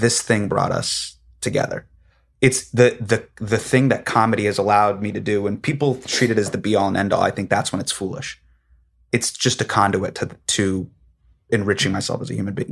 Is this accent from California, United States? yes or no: yes; Davis, California, United States; Me growing up in Davis